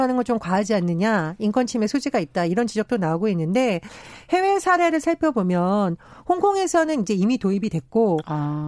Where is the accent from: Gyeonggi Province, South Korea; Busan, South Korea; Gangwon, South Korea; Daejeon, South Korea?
Gangwon, South Korea; 제가 강원도 출신이라